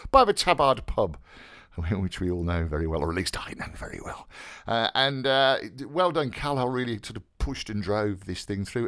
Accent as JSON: {"language": "English", "town": "Birmingham", "region": "West Midlands", "country": "United Kingdom", "said": "being a Brummie myself"}